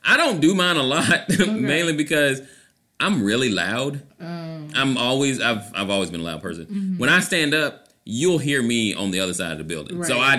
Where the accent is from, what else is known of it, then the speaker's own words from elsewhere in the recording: Orlando, Florida, United States; I'm running in Orlando, Florida, my hometown.